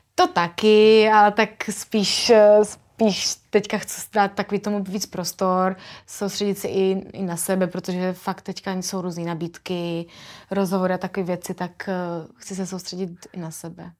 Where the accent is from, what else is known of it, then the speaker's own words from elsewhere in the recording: Brno, South Moravian Region, Czechia; My jsme oba dva z Brna